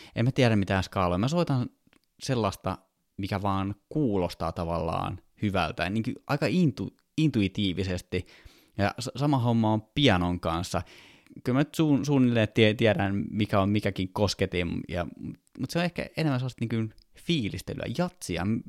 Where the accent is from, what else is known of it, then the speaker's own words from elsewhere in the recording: Kouvola, Kymenlaakso, Finland; now in Helsinki, Finland; Mä oon siis Kouvolasta kotoisin, nykyisin Helsingissä asuva